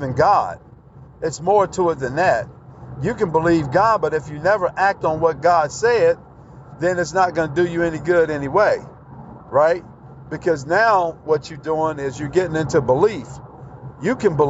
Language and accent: English; Texas, United States; I'm from Texas